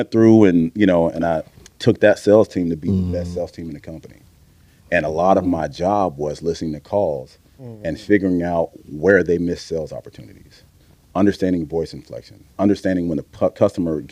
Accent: Missouri City, Texas, United States; I grew up in Mo City.

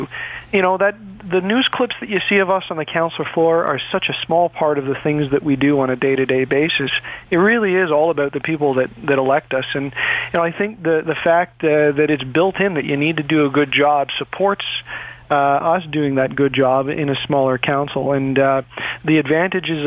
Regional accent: Toronto, Ontario, Canada; I grew up in the environment, and I grew up in Etobicoke

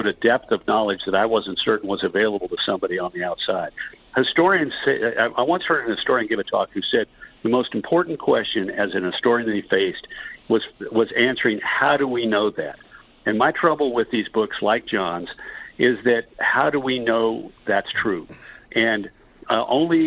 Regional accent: the South, United States; I'm a Southerner.

